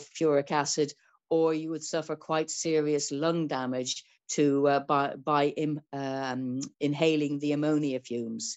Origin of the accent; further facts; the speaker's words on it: Ireland; I'm Irish